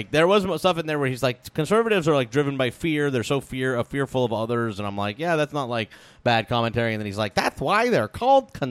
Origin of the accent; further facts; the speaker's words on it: New Jersey, United States; I explained to Megan that growing up in New Jersey, I never fired a gun.